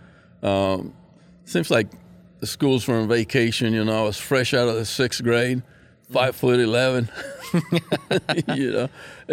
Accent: San José, Costa Rica; born there; also born or lived in Panama; I was born in San Jose, Costa Rica, 1950.

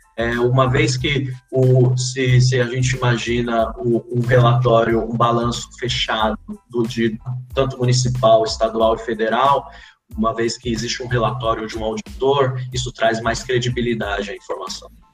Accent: São Paulo, Brazil; vim lá da cidade de Tiradentes

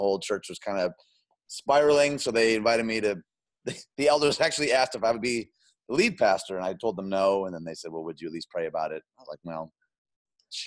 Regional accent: outside Detroit, Michigan, United States; moved away as an adult; also born or lived in Chicagoland; I grew up outside Detroit

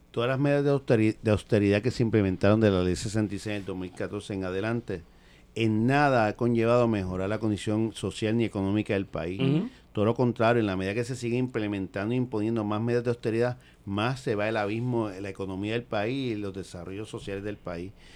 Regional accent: San Juan, Puerto Rico; Yo soy nacido y creado en Villa Palmera

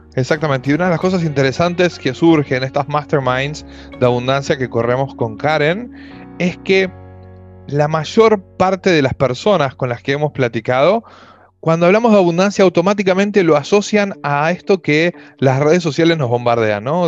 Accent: Argentina; yo soy de Argentina, vivo en Buenos Aires por ahora

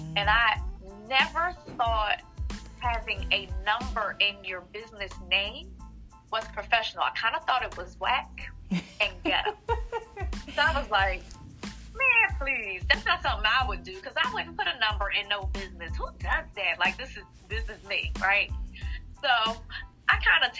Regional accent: Philadelphia, Pennsylvania, United States; born and raised in Philadelphia

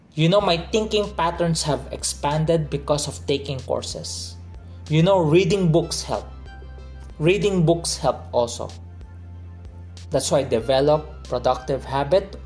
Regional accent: Philippines; I am a Filipino, because I grew up here. I am a Filipino citizen, but I grew up in a Chinese culture in a Filipino setting

